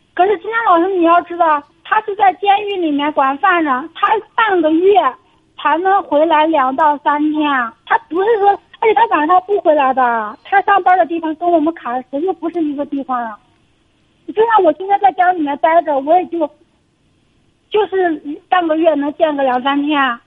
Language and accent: Chinese; Xinjiang, China; 我们新疆这边嘛